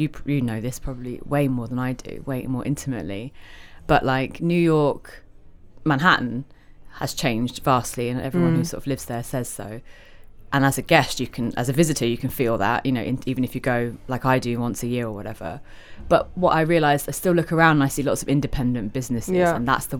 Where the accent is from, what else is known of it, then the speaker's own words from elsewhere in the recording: Covent Garden, London, United Kingdom; Yeah, so I grew up in in Covent Garden, but I have to say I did also move a lot.